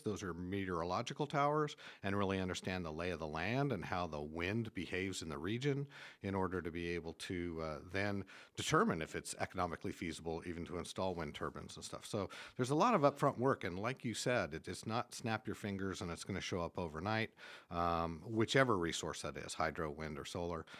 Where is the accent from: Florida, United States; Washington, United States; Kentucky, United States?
Washington, United States; Eastern Washington State, United States; moved away as an adult; now in Homer, United States; Originally was born and raised in Eastern Washington State